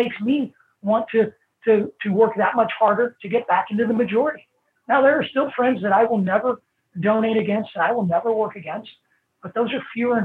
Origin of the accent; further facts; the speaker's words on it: Illinois, United States; I'm from Illinois